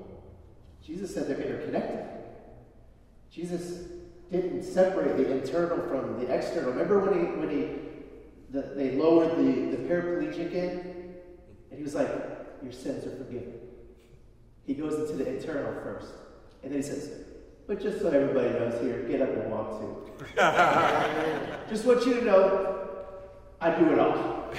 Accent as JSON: {"language": "English", "town": "Chicago", "region": "Illinois", "country": "United States", "said": "I'm from Chicago"}